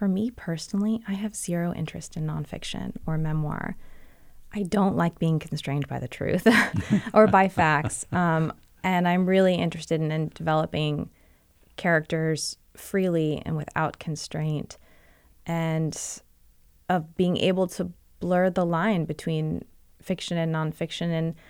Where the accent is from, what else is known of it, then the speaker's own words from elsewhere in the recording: Virginia, United States; I'm actually not from Brooklyn. I'm not even from New York. So I can't have all these New Yorkers mad at me for claiming that. I grew up in Northern Virginia.